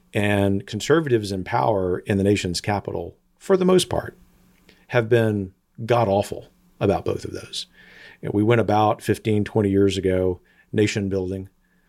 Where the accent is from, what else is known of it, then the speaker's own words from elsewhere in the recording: Texas, United States; And to use a football metaphor, because, you know, I'm from Texas.